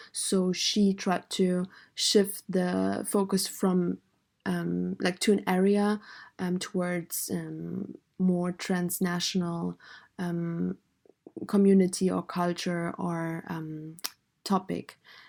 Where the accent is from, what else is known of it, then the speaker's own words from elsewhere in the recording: Afghanistan; now in Germany; I was born in Afghanistan